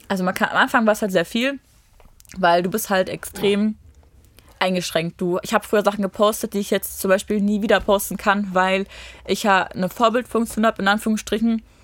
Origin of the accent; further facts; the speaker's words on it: Rheinberg, North Rhine-Westphalia, Germany; also born or lived in Düsseldorf; Ich komme aus Rheinberg